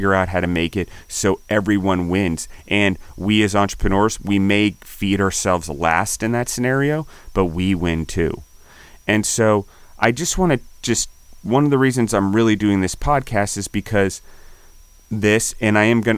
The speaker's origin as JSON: {"language": "English", "town": "Naples", "region": "Campania", "country": "Italy", "said": "like in Italy, I'm from Naples, coastal community that had this type of liqueurs and spirits"}